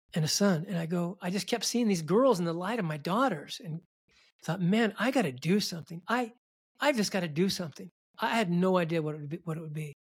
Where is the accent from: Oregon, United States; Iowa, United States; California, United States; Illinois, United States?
Oregon, United States; Milwaukie; I grew up in Milwaukee, Oregon, just outside of Portland.